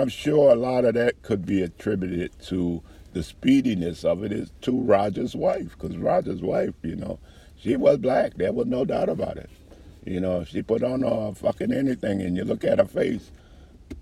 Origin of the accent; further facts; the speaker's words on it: New Orleans, Louisiana, United States; moved away as an adult; I grew up around the gays in New Orleans